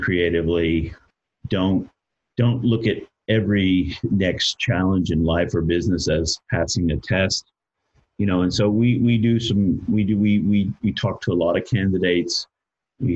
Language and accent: English; United States; I'm an American